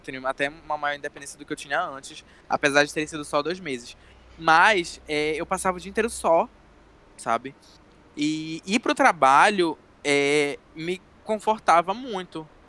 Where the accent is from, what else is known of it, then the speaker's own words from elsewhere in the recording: Castanhal, Pará, Brazil; moved away as an adult; now in Belém, Brazil; eu sou de Castanhal, que é uma cidade que fica a 70 quilômetros mais ou menos de Belém